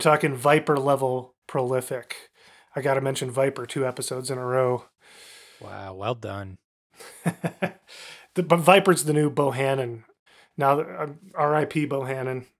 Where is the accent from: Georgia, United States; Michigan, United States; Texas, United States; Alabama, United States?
Michigan, United States; Kalamazoo; I'm from Kalamazoo, Michigan, and was forced to listen to classic rock stations